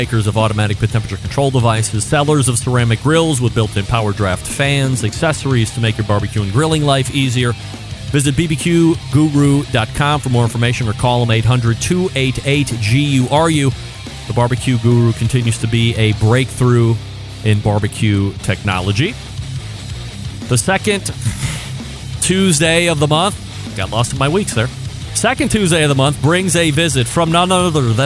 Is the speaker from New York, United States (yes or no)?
yes; Saratoga Springs, New York, United States; now in Cleveland, United States; Originally, I'm from New York, upstate, Saratoga Springs, not New York City